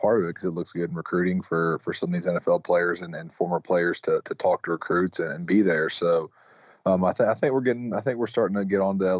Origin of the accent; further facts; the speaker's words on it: Mississippi, United States; growing up in Mississippi